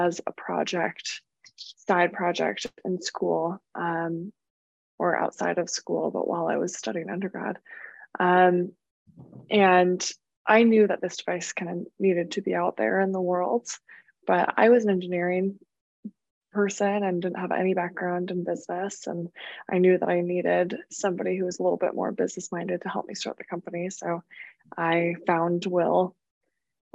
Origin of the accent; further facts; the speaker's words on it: Bay Area, California, United States; also born or lived in Berkeley, California; I was born in Berkeley in California, grew up in the Bay Area